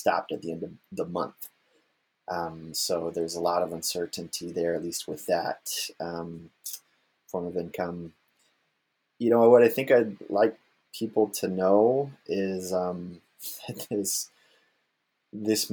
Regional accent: Florida, United States; now in Kalamazoo, United States; I'm originally from Florida. I'm a 13th generation Floridian

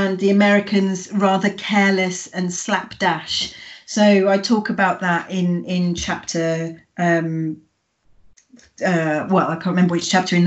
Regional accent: United Kingdom; the Britishness of me

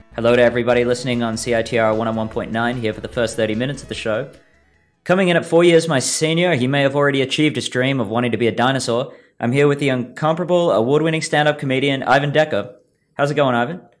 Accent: Australia; moved away as an adult; now in Vancouver, Canada; I've only lived here for a year. I'm from Australia

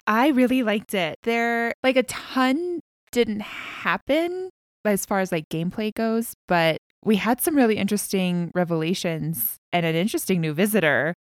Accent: United States; I am an American

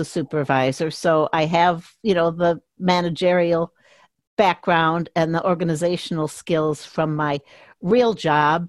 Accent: Chicago, Illinois, United States; moved away as an adult; also born or lived in Milwaukee / Phoenix / Minneapolis; I grew up in the Chicago suburbs

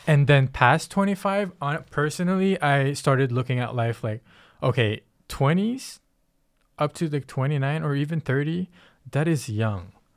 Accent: Philippines; moved away; I come from the Philippines

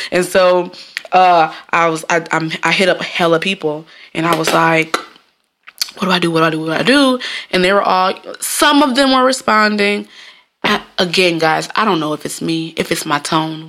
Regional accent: Jamaica; I'm Jamaican

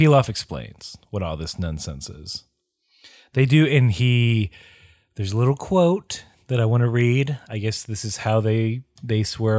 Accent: the South, United States; Growing up in the South, there were several people that would, man, they'd use a lot of foul language

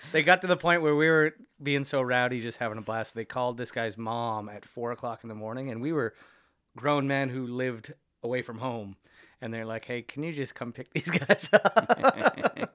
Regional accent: Niagara-on-the-Lake, Ontario, Canada; now in Toronto, Canada; my hometown a lot, Niagara on the Lake

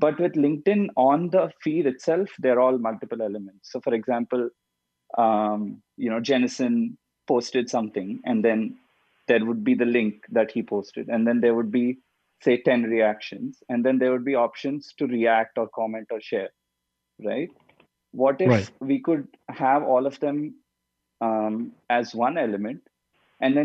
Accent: India; also born or lived in Mumbai, India; I'm originally from India

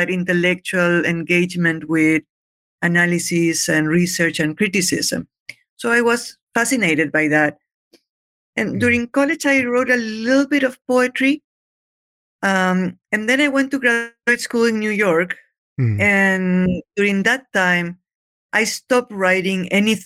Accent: Lima, Peru; moved away; I'm Peruvian. I was born and raised in Lima.

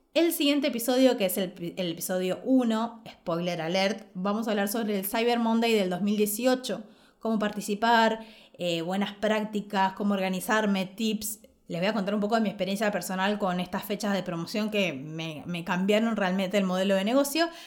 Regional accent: Ushuaia, Tierra del Fuego, Argentina; moved away; also born or lived in Buenos Aires; en Ushuaia, que es donde vengo, de donde nací

